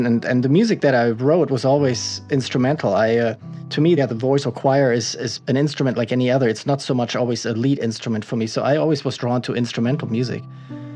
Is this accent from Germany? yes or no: yes; Germany; first language German; English is a second language; moved away; I was born and raised in Germany